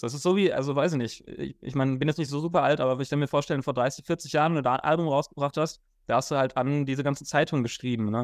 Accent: Frankfurt, Hesse, Germany; ich komme ja aus Frankfurt, ich wohne auch in Frankfurt

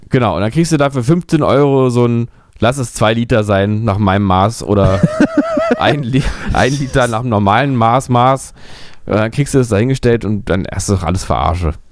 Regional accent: Berlin, Germany; das sage ich ganz ehrlich hier aus meiner Perspektive als Berliner

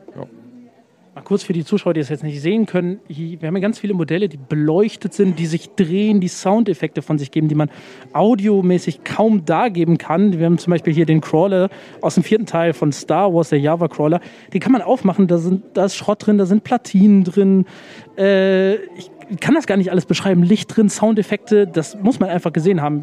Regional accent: near Bonn, North Rhine-Westphalia, Germany; ich komme aus der Nähe von Bonn

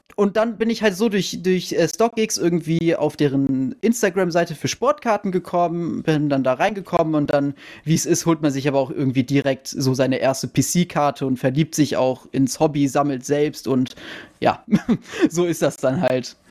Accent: Wiesbaden, Hesse, Germany; ich komme ja aus Wiesbaden

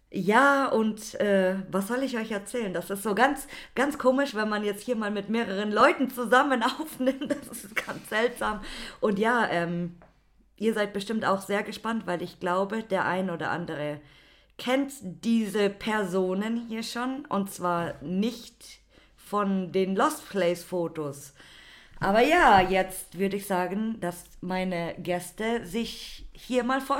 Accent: Berlin, Germany; ja, aber wir kommen gar nicht aus Hamburg, wir sind aus Berlin.

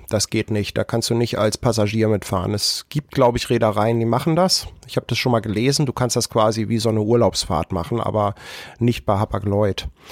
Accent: Germany; wir Deutschen

